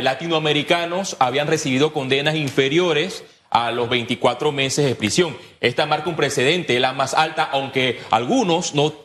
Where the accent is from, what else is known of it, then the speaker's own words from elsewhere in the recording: Panama; Como panameño